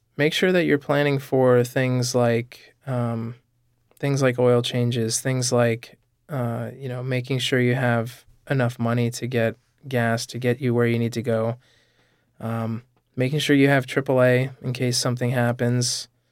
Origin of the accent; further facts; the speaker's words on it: Vermont, United States; I grew up in Vermont, so I think, you know, there's a certain kind of laid back quality to, to life in Vermont